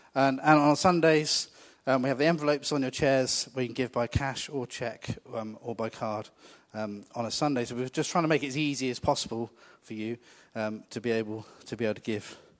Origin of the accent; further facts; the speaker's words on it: United Kingdom; we're really British about these things